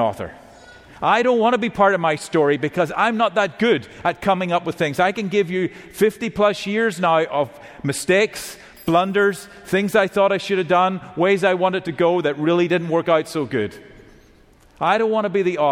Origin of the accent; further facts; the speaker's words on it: Northern Ireland, United Kingdom; now in Georgia, United States; I live in Georgia now currently, but I come from Northern Ireland originally